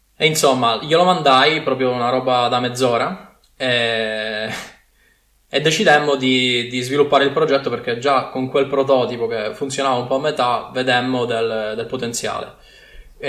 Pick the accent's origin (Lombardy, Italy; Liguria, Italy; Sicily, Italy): Sicily, Italy; accent: Sicilian; moved away as an adult; now in Milan, Italy; sono siciliano di origine, come forse si sente dall'accento, ma mi sono trasferito a Milano per studiare al Politecnico